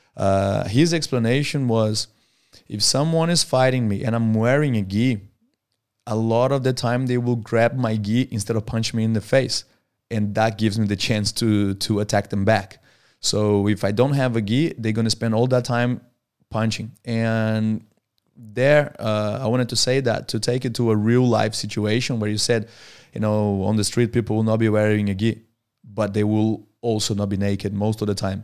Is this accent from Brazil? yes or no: yes; Brazil; moved away as an adult; now in Australia; I was born in Brazil and I lived in Brazil until I was twenty-one. Then I moved to Australia